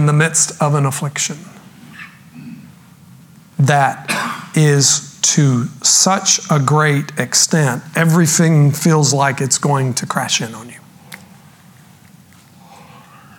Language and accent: English; Texas, United States; I grew up in Texas